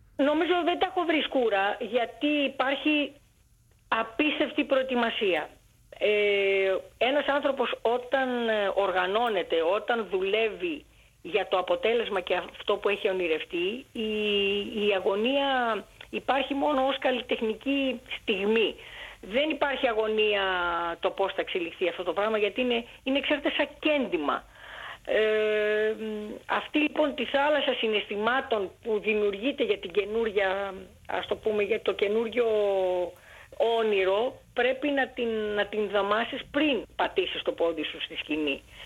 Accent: Greece; also born or lived in Alexandria, Egypt; Γεννήθηκα στην Αλεξάνδρεια της Αιγύπτου από Έλληνες γονείς και το 1962 επί Νάσερ που έδιωξε όλους τους ξένους εντός εισαγωγικών ε, ο πατέρα μου αποφάσισε να γυρίσει στην Ελλάδα

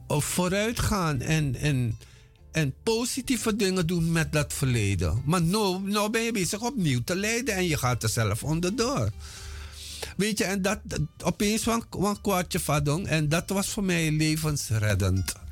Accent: Paranam, Para, Suriname; moved away as an adult; also born or lived in Moengo / Paramaribo; now in Netherlands; ik ben in 1954 geboren op Mungo. Daar heb ik tot mijn zesde jaar gewoond. En daarna zijn we verhuisd twee jaartjes naar Paramaribo en daarna naar Paranam, waar ik gewoond heb tot mijn achttiende

